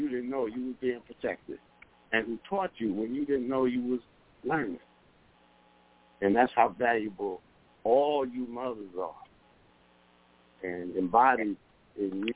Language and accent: English; New York City, New York, United States; now in Rochester, United States; I'm from down from Harlem, you know, but I'm here in Rochester